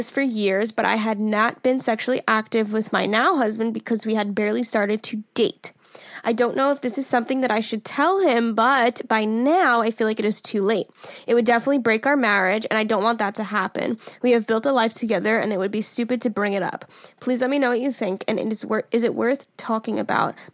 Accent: North Carolina, United States; I'm from North Carolina.

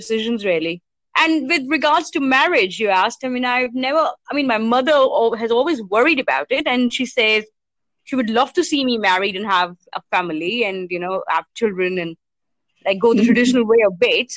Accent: Panchkula, Haryana, India; I'm from Panchkula, actually, which is like a small town just outside Chandigarh.

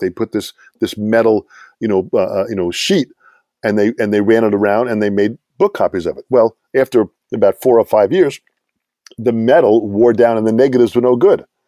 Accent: Long Island, New York, United States; I'm from Long Island.

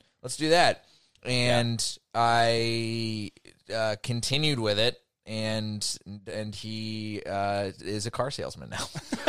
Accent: Dallas, Texas, United States; I'm from Dallas, blah, blah, blah.

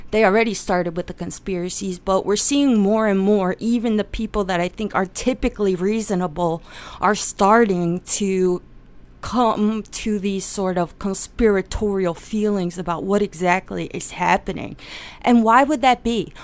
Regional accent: Pennsylvania, United States; I was born in Pennsylvania

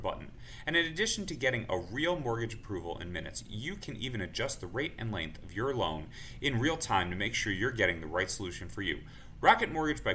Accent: New York, United States; I'm from New York

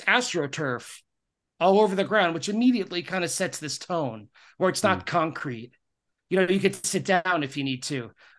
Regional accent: Long Island, New York, United States; now in Queens, United States; having been a lifelong New Yorker, I grew up on Long Island, moved to New York to Queens, which is part of New York City.

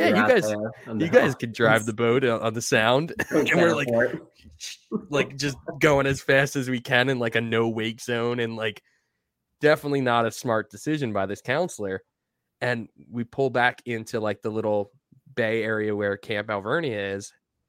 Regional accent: Deer Park, New York, United States; like the North Shore area of Long Island, which is like kind of directly north of where I grew up in Deer Park

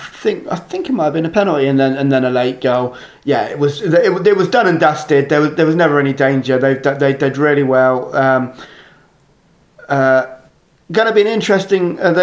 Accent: New Jersey, United States; I'm from New Jersey.

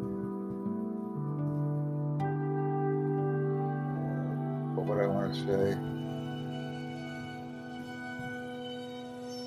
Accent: United States; I'm from the United States

